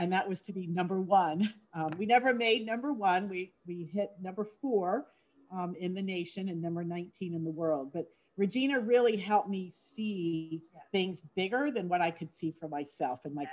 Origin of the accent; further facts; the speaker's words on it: Homestead, Florida, United States; also born or lived in Davenport, Iowa / New Jersey / Orlando, Florida; my parents moved to Homestead when I was six weeks old. And I lived in Florida my entire life